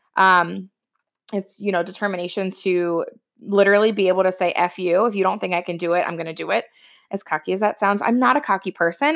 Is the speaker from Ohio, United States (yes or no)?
yes; Ohio, United States; moved away as an adult; now in New Jersey, United States; I'm originally from Ohio. I live in Jersey now